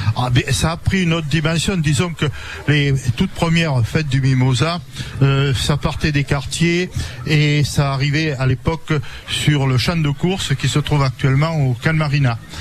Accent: Pégomas/Capitou, Provence-Alpes-Côte d'Azur, France; je suis de Capitou.

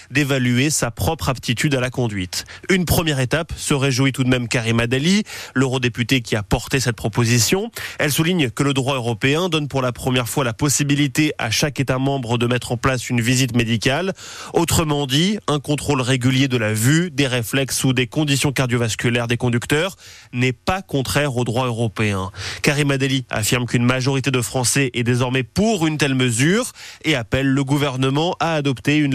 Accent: northern France, France; Non, comme on vient du nord de la France, en fait, on pense pas à ces

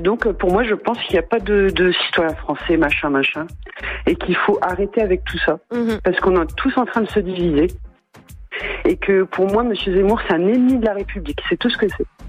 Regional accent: France; also born or lived in Reims; Moi, je suis née en France, donc je suis française

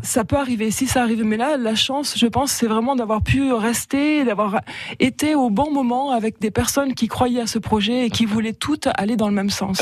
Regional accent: Marseille, Provence-Alpes-Côte d'Azur, France; moved away as an adult; now in Lezoux, France; je suis née à Marseille

